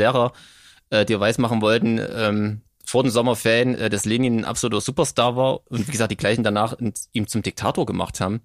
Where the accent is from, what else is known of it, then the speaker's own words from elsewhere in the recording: Thuringia, Germany; ich komme ja hier aus Thüringen, was damals aber noch der Bezirk Gera war